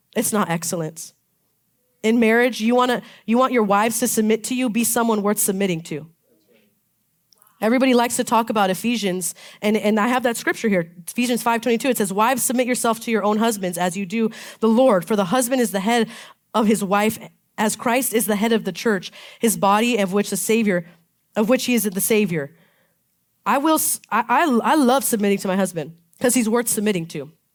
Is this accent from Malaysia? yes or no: no; Palm Springs, California, United States; I'm from Palm Springs, and so they call it a bowl. We live in this bowl